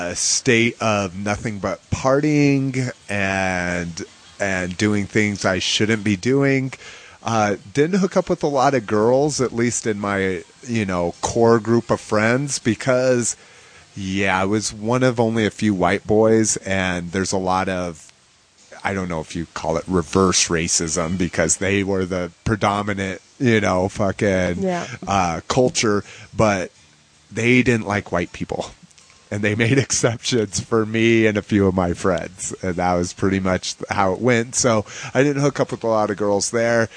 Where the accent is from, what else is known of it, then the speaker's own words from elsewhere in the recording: Albuquerque, New Mexico, United States; I was raised in New Mexico. I was mostly brought up in Albuquerque, New Mexico